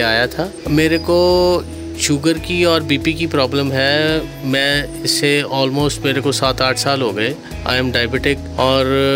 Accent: Ludhiana, Punjab, India; मैं लुधियाना पंजाब से हूँ

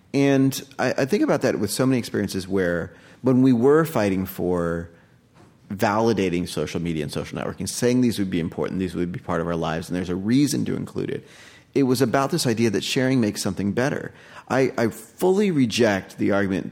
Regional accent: United States; also born or lived in India; now in New York, United States; I was born in the States

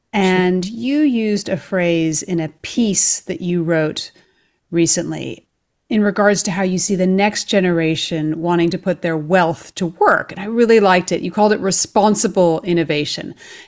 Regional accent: California, United States; now in London, United Kingdom; as a fellow Californian in London

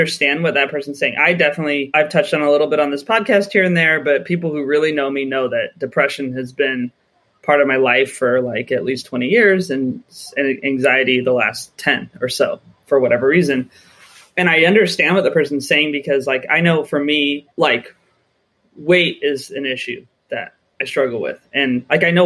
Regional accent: United States; moved away as an adult; now in United Kingdom; as an American

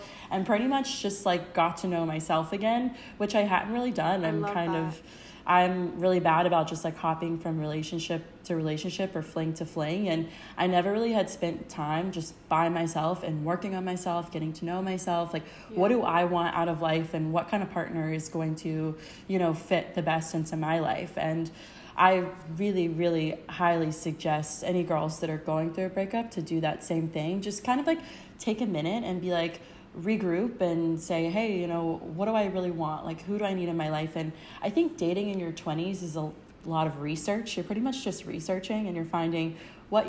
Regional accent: Myrtle Beach, South Carolina, United States; now in Charleston, United States; I grew up in Myrtle Beach, which is like 2 hours from here. So it's a lot of my hometown. It's very Southern traditional.

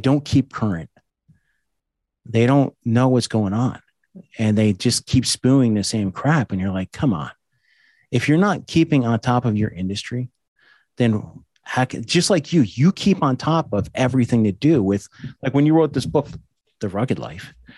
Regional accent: East Coast, United States; I'm also from the East Coast.

